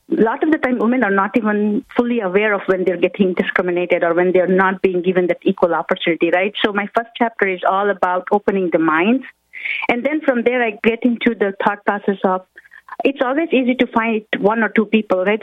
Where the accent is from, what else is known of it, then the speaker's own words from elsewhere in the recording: India; moved away as an adult; now in United States; I come from India and I moved to United States when I was 21. So growing up in India